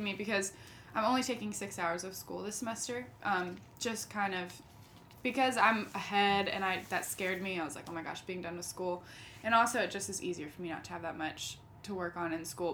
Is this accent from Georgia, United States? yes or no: yes; St. Simons Island, Georgia, United States; I grew up in St. Simon's Island, Georgia.